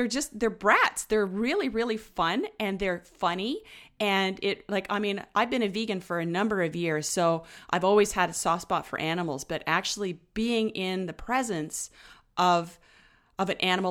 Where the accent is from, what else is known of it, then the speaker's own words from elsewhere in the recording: Ottawa, Ontario, Canada; now in British Columbia, Canada; I'm from Ottawa, but I've lived out in BC a few times.